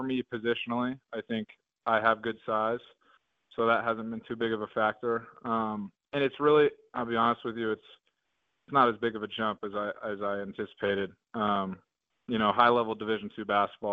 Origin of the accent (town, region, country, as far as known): Oregon, United States; born or raised there; moved away as an adult; now in Bozeman, Montana, United States